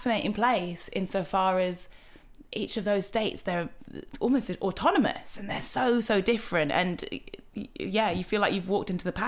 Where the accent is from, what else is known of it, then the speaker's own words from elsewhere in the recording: Newcastle upon Tyne, North East England, United Kingdom; I'm from Newcastle